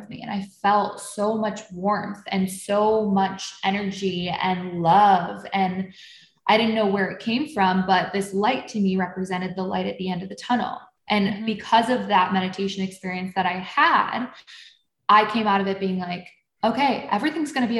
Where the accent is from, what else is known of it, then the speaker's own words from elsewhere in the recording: Buffalo, New York, United States; I grew up in Buffalo, New York